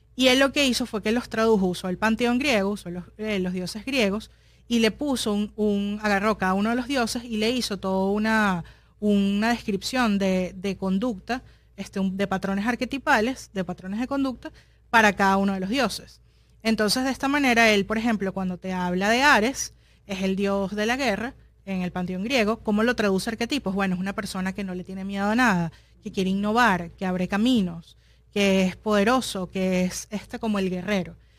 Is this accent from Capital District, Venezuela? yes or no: yes; Caracas, Capital District, Venezuela; now in Miami, United States; soy de Caracas